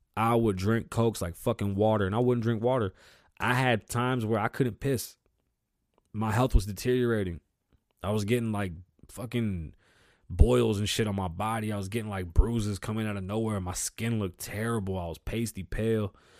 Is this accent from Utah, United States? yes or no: no; New York City, New York, United States; I was born in the Bronx. I grew up with my grandparents.